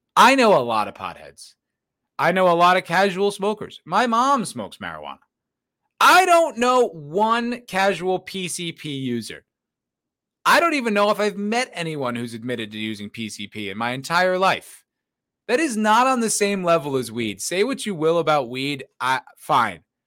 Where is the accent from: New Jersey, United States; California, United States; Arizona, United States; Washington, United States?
New Jersey, United States; now in Austin, United States; I'm from New Jersey